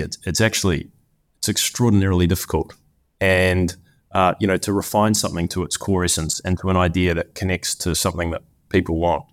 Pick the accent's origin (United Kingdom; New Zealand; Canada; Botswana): New Zealand; moved away as an adult; also born or lived in Cincinnati; I grew up in New Zealand, the land of lots of sheep